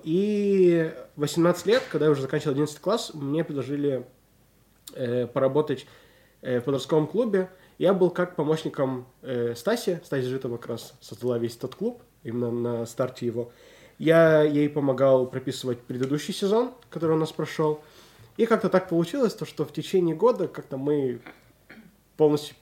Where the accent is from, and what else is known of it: Nizhny Tagil, Sverdlovsk Oblast, Russia; born or raised there; also born or lived in Israel